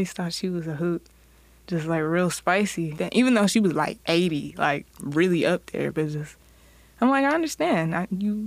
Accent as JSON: {"language": "English", "town": "Garland", "region": "Texas", "country": "United States", "also_born_or_lived": "Los Angeles, California", "said": "I'm from Dallas."}